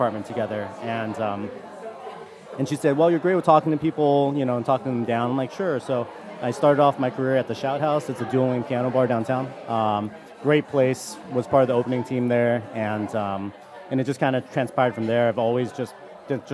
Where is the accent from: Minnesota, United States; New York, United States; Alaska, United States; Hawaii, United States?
Hawaii, United States; moved away; We're from Hawaii. It's very aloha